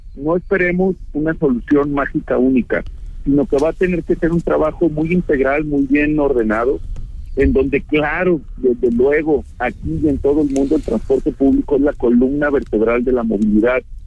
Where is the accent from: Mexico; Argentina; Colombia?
Mexico; Guadalajara, Jalisco; yo de verdad como tapatío